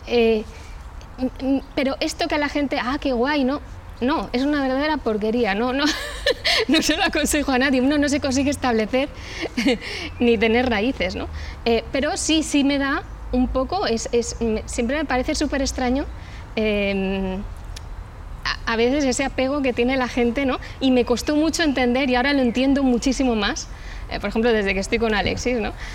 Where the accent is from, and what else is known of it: Valencian Community, Spain